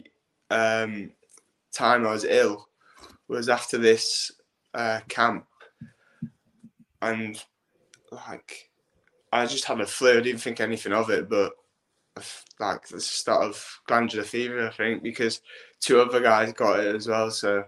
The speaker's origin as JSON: {"language": "English", "town": "Hull", "region": "Yorkshire and the Humber", "country": "United Kingdom", "said": "I'm 20 years old and I come from Hull"}